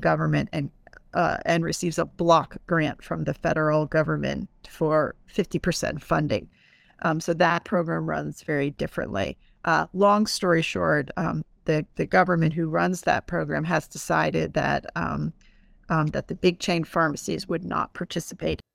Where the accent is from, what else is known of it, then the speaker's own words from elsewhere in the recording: East Coast, United States; moved away as an adult; also born or lived in Puerto Rico; I grew up on the East Coast